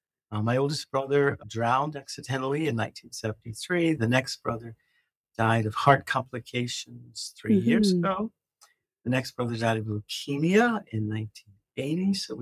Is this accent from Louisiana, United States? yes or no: yes; New Roads, Louisiana, United States; moved away as an adult; also born or lived in Louvain, Belgium; now in Louisville, United States; I was born in New Roads, Louisiana. So Louisiana is my home.